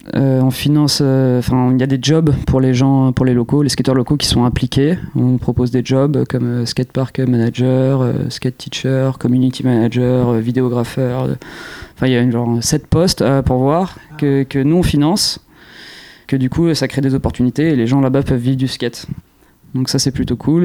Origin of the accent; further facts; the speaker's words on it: Jouy-en-Josas, Île-de-France, France; À jouer en Josas, dans les Yvelines. Donc c'est là d'où je viens.